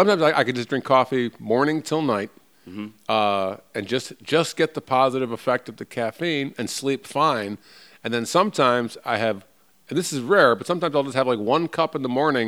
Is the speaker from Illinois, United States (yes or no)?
yes; Chicago, Illinois, United States; It's like I grew up in Chicago